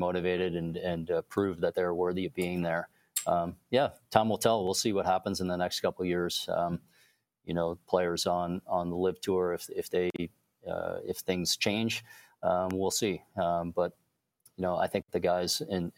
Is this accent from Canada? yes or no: yes; Canada; being Canadian